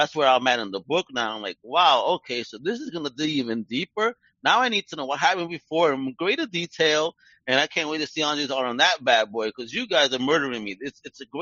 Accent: New York City, New York, United States; I'm from Brooklyn

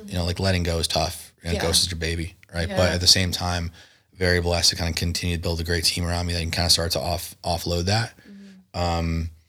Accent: East Coast, United States; Look, I grew up on the East Coast. I hadn't really had a concept of how close Tijuana is to San Diego.

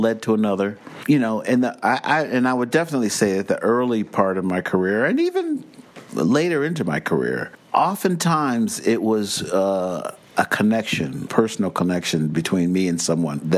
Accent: Cleveland, Ohio, United States; moved away as an adult; also born or lived in New York; now in West Milford, United States; I'm from Cleveland, Ohio

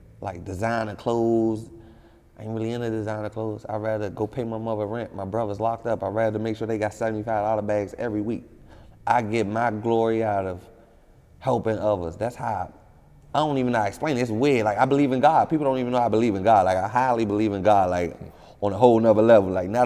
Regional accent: Washington, District of Columbia, United States; I'm from D.C. I'm from Southeast. When it comes to Washington, D.C., I'm from the toughest part. Like, it's no tougher. It's no grimier. You ain't grow up no realer

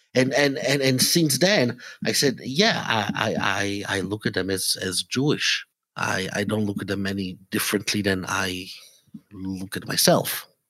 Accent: Italy; English is a second language; moved away as an adult; also born or lived in Israel; now in Atlanta, United States; I was born in Italy, but when I was three months old, my parents and I, and actually, you know, uh, we, we moved to Israel for a few years. So I had, mm, the, the initial years of my life were in Israel. Then we went back to Italy

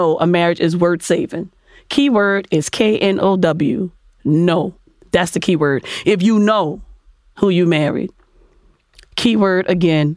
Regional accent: New Orleans, Louisiana, United States; I'm from New Orleans

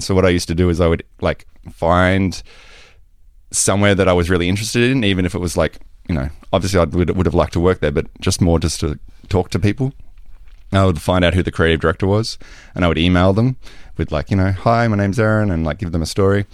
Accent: Australia; moved away; I am Australian.

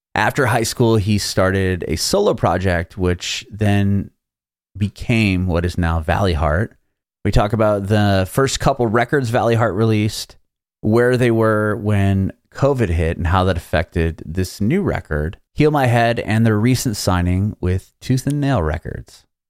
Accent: San Diego, California, United States; moved away as an adult; now in Nashville, United States; I'm in Nashville now, but I'm originally from Southern California, from San Diego

